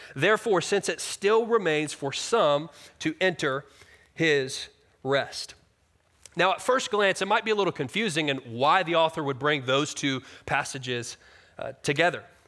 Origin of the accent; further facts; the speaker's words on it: Virginia Beach, Virginia, United States; I grew up in Virginia Beach